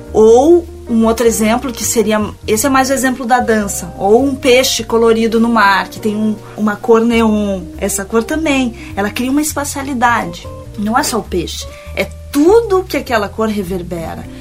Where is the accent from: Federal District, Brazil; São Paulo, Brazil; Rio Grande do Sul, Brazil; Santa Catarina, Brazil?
Rio Grande do Sul, Brazil; Porto Alegre; moved away as an adult; also born or lived in Rio de Janeiro / Paris; a minha cidade natal